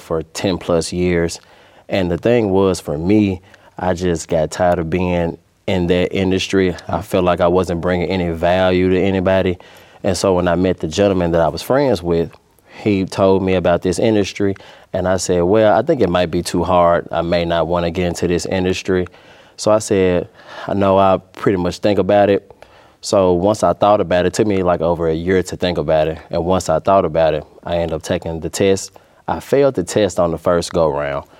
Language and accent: English; Memphis, Tennessee, United States; also born or lived in Bartlett, Tennessee; So I actually grew up in North Memphis too as well. I grew up in the Raleigh area, went to Raleigh High School. And then once my family saw that the neighborhood was starting to get a little bit bad, we moved to Bartlett, Tennessee